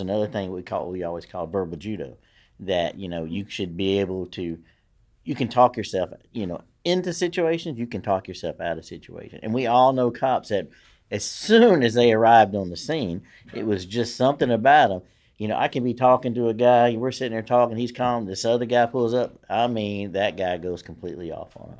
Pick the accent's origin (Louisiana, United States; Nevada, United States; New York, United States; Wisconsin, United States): Louisiana, United States; Shreveport; I grew up in Queensboro, which is, you know, I mean, that's a hell of a neighborhood